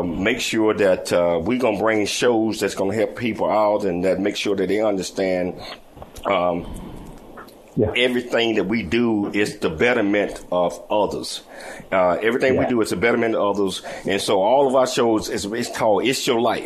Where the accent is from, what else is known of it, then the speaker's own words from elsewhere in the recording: Chattanooga, Tennessee, United States; accent: country and southern drawl; I'm from Chattanooga, Tennessee, so I got that country and southern drawl.